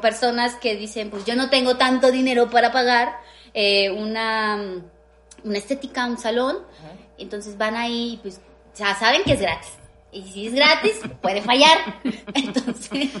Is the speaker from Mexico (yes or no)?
yes; Mexico City, Mexico; yo crecí en la Romero Rubio, en la Glorieta